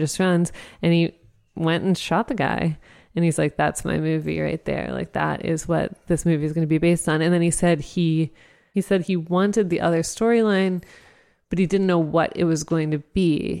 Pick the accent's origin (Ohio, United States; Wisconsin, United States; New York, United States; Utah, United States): Ohio, United States; Dayton; I grew up in Dayton, so we went to U D basketball games every winter